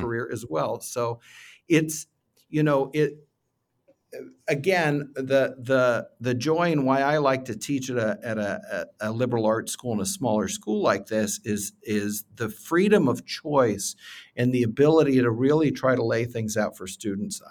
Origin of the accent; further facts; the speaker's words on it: Findlay, Ohio, United States; I'm from Findlay, Ohio. I was a show choir kid from Findlay, Ohio back in the day